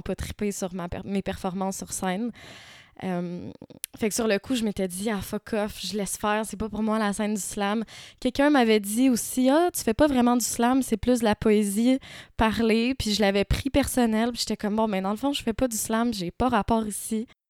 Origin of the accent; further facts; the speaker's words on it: Quebec, Canada; also born or lived in Morocco / Montreal; J'ai grandi principalement euh, au Québec, mais j'ai passé, entre autres, mon adolescence au Maroc.